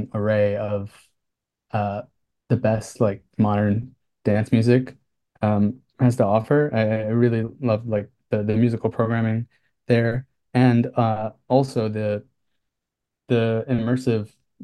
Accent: New Jersey, United States; moved away as an adult; also born or lived in Philadelphia / Brooklyn; now in New York City, United States; I grew up in New Jersey

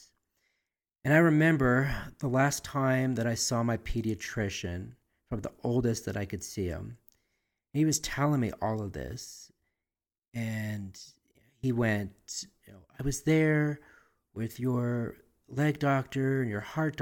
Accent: Albuquerque, New Mexico, United States; born or raised there

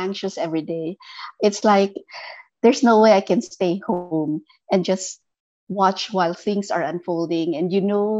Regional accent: Philippines; I'm from the Philippines

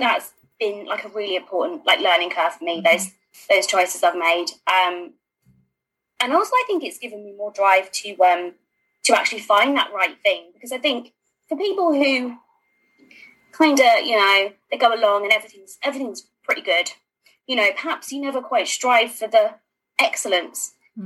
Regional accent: London, United Kingdom; I'm a Londoner

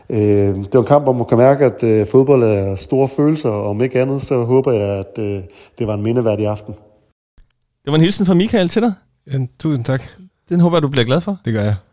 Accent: Central Denmark Region, Denmark; Jeg, jeg kommer fra Aarhusområdet, ja.

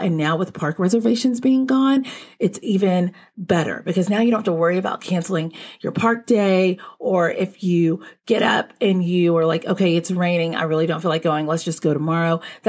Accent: Texas, United States; Like when I was growing up in Texas, we weren't outside playing in peak heat.

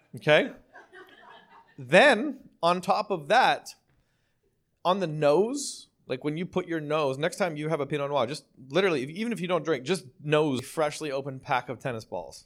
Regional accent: Ontario, Canada; also born or lived in New York City, United States; now in Costa Mesa, United States; I'm from Ontario

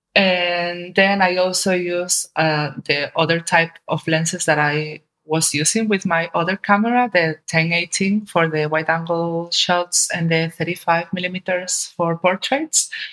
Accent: Spain; my home country, especially in Seville

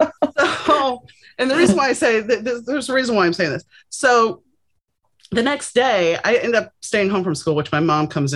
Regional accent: New Orleans, Louisiana, United States; now in Los Angeles, United States; I grew up in New Orleans, so we had Mardi Gras and Epiphany.

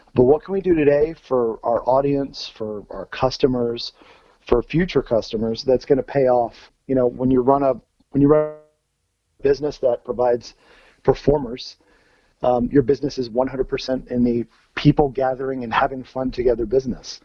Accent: Virginia, United States; so I grew up in Virginia. And growing up in Virginia

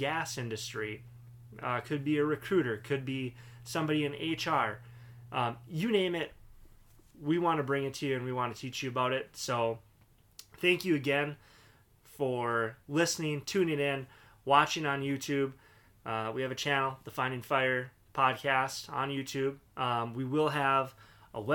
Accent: Duluth, Minnesota, United States; Born and raised in Duluth, Minnesota.

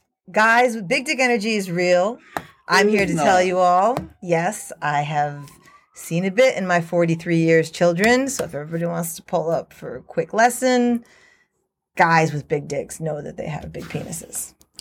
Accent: United States; moved away as an adult; also born or lived in Midtown Manhattan, New York City; now in Australia; I grew up about 70 miles out, which is a decent amount out, but it still culturally controls the area.

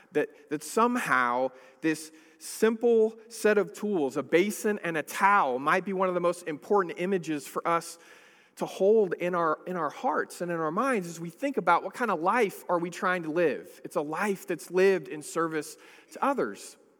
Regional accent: Northern California, United States; I grew up in a city in, in California. I, I grew up in Northern California

